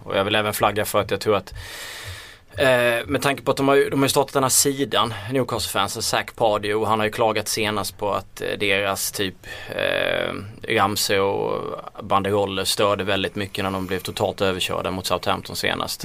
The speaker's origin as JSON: {"language": "Swedish", "region": "Småland", "country": "Sweden", "accent": "småländska", "said": "min småländska röst"}